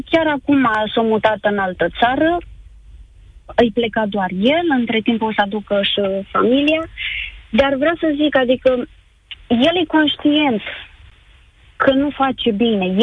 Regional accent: Darabani, Botoșani County, Romania; Uh, din Darabani.

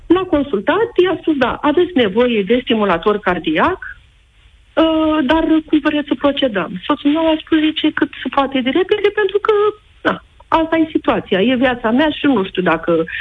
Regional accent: Iași, Iași County, Romania; suntem din Iași

